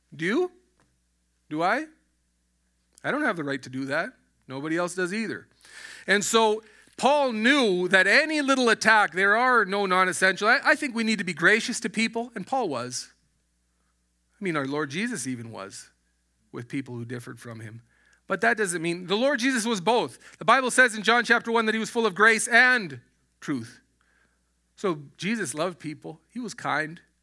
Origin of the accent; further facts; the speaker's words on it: Alberta, Canada; moved away as an adult; I was born in, in Alberta. I was raised in Alberta